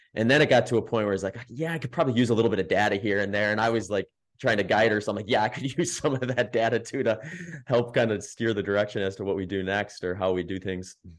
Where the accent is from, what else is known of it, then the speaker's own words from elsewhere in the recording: the Midwest, Wisconsin, United States; I grew up in the Midwest, lived in Wisconsin, that's where I ran high school and college